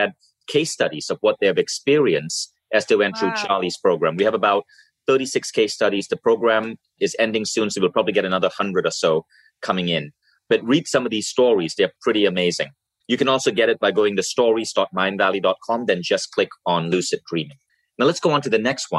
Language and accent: English; India; I'm Indian